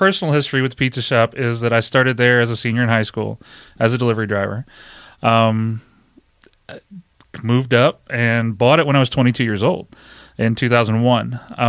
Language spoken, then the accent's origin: English; Pennsylvania, United States; Born and raised in York County, so a lot of people that found out I was doing something different, you know, came and supported that as well.